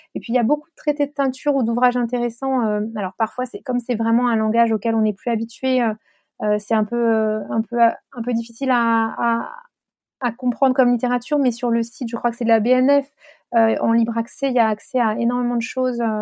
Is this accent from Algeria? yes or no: no; Chartres, Centre-Val de Loire, France; j'ai grandi à Chartres